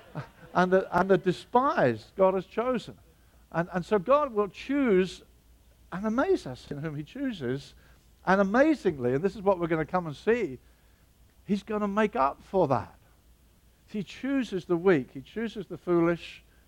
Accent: Brighton, South East England, United Kingdom; Brighton, my hometown

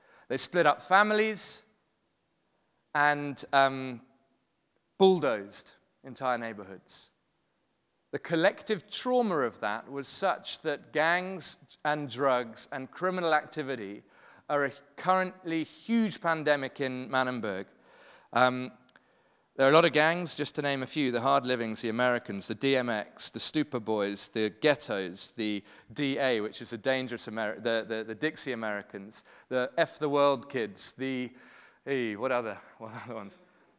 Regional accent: London, United Kingdom; now in Cape Town, South Africa; Really happy to be here. I'm from London originally, but have been in Cape Town for the last almost 8 years.

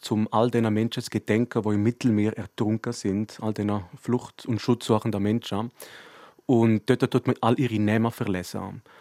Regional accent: Graubünden, Switzerland; dass man als Bündner Persönlichkeit etwas machen soll.

